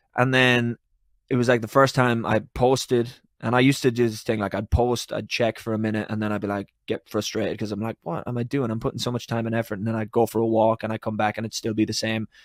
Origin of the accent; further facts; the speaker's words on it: Ireland; I'm Irish